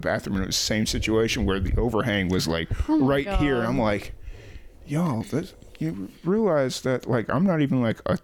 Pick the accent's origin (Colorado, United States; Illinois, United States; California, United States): Illinois, United States; Chicago; moved away; I grew up in Chicago